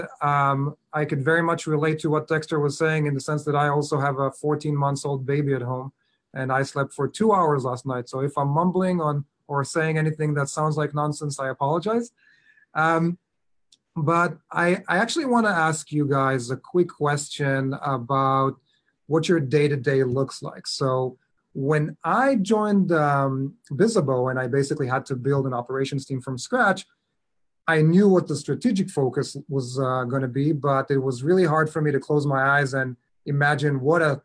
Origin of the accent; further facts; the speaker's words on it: Israel; accent: Israeli; moved away; As you can hear by the accent, I'm originally from Israel